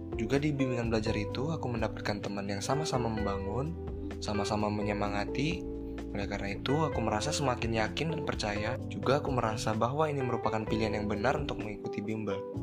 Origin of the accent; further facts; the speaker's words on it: Pekanbaru, Riau, Indonesia; dari Pekanbaru